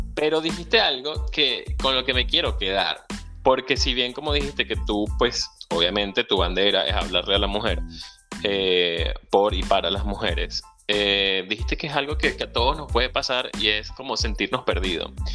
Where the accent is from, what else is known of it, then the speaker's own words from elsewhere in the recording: La Victoria, Aragua, Venezuela; moved away; Soy venezolano, emigrante, ciudadano del mundo